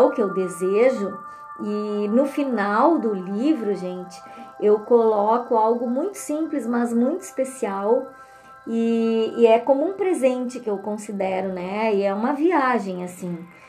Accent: Alegrete, Rio Grande do Sul, Brazil; a minha terra natal, que é Alegrete

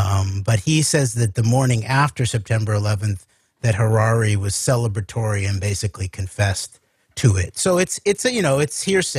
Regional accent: Los Angeles, California, United States; I grew up in Los Angeles, so I'd been to Universal Studios like many times

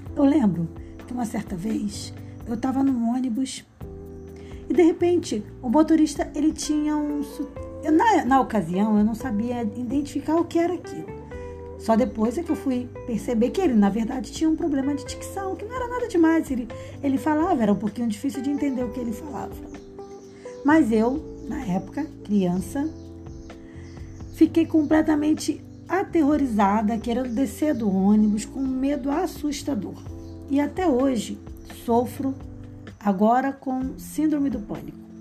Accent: Rio de Janeiro, Brazil; eu sou do Rio de Janeiro

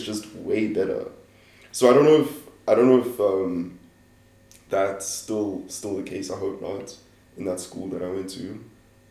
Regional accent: South Africa; also born or lived in Nigeria; I was born in Nigeria, but I grew up most of my life in South Africa

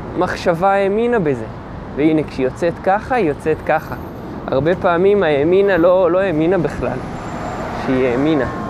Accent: Israel; גדלתי בקיבוץ

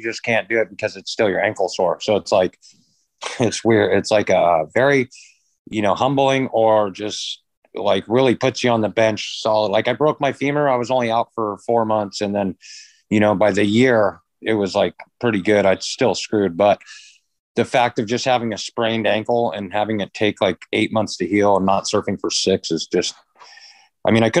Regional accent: San Clemente, California, United States; moved away as an adult; also born or lived in Capistrano Beach, California / San Juan Capistrano, California; now in Hawaii, United States; I was born in San Clemente General Hospital and grew up in San Clemente and Capo Beach

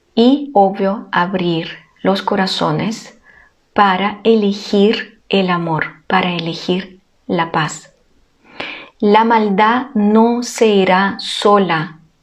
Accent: Ukraine; now in Chile; yo soy ucraniana

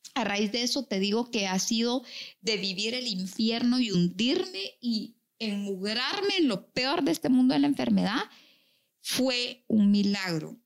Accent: Guatemala; soy muy chapina, orgullosamente chapina

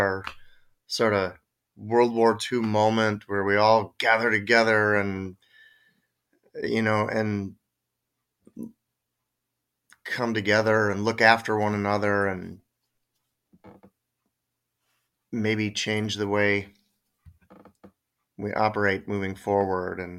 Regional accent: Detroit, Michigan, United States; moved away; also born or lived in Ann Arbor, Michigan; I'm from Detroit originally, suburban Detroit.

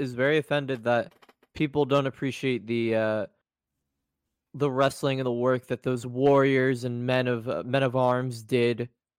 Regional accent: Philadelphia, Pennsylvania, United States; We were raised there.

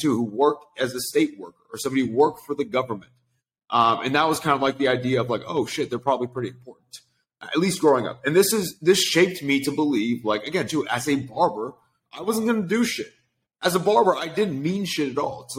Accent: Sacramento, California, United States; now in Los Angeles, United States; I grew up in Sacramento, California.

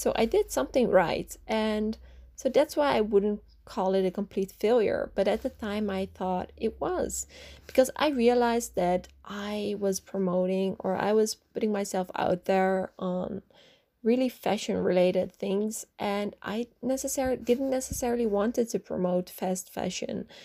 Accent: Netherlands; I grew up in the Netherlands

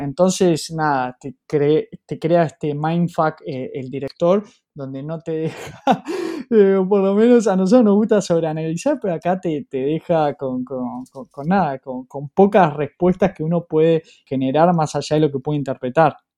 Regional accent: Argentina; Nosotros como argentinos, con la historia que llevamos a cuestas

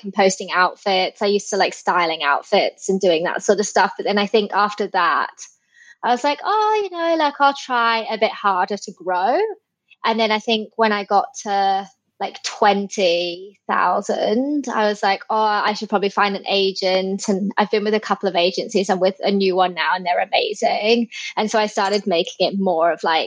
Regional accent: England, United Kingdom; moved away as an adult; now in Sydney, Australia; I am originally from England, but I've lived in Sydney, Australia for 10 years.

